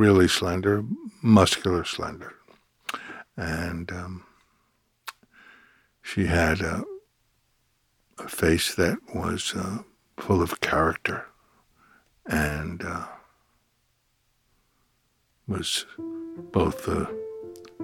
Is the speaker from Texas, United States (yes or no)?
no; New York City, New York, United States; I grew up in Brooklyn